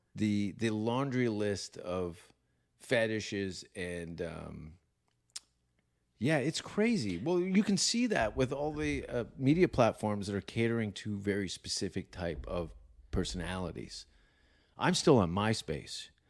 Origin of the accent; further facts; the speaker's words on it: Hamilton, Ontario, Canada; also born or lived in Stoney Creek; I grew up in Hamilton